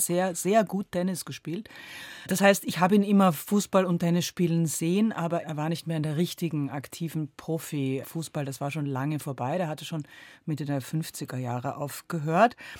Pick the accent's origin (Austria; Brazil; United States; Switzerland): Austria; now in Berlin, Germany; Und der Österreicher ist anarchistisch, was Sprache betrifft. Und so bin ich aufgewachsen mit diesem dauernden Drehen und Wenden von Redensarten